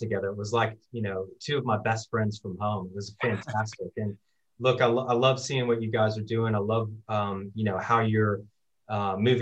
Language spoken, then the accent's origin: English; Austin, Texas, United States; now in Australia; born and raised in Austin, Texas, which is a great city